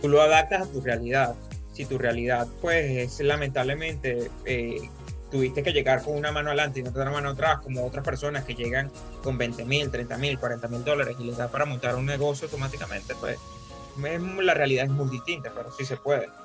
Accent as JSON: {"language": "Spanish", "country": "Venezuela", "moved": "as an adult", "lives_now": "United States", "said": "Yo vengo de Venezuela"}